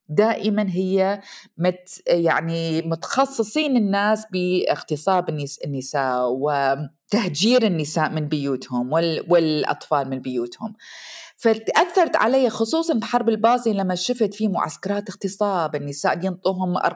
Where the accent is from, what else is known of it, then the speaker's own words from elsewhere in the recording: Iraq; moved away as an adult; now in United States; ومرت السنين طبعا وطلعت آه، من العراق وتزوجت والزواج كان ظالم وطلقت وشفت نفسي وجدت نفسي بامريكا وحدي بدون اهلي